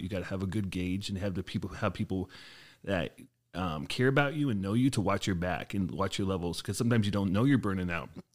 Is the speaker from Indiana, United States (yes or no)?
no; Portland, Oregon, United States; moved away as an adult; now in Wisconsin, United States; I grew up in Portland, Oregon the first twenty-five years of my life